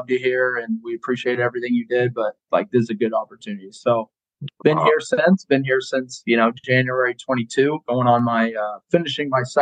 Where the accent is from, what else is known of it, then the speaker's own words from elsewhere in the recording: Colorado, United States; No, actually, I grew up in Colorado.